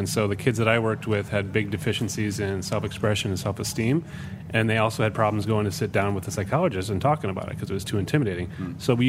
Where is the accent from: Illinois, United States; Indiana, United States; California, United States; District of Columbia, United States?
Indiana, United States; moved away; also born or lived in Chicago; I was born in the Midwest in Indiana.